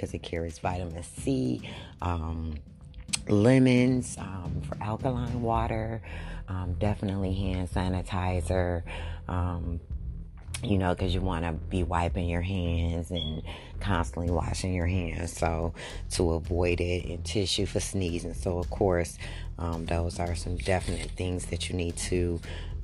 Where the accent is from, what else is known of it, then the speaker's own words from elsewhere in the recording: United States; us as American people